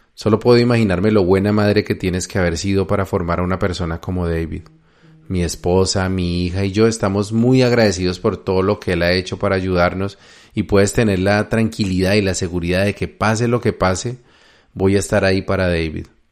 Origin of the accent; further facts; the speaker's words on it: Colombia; moved away as an adult; also born or lived in United States; me presenté como un colombiano admirador del libro de Urantia